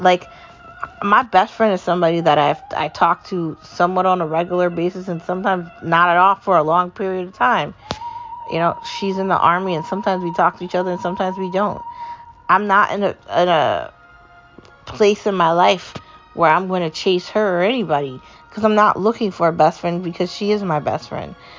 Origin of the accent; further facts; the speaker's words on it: United States; I'm an American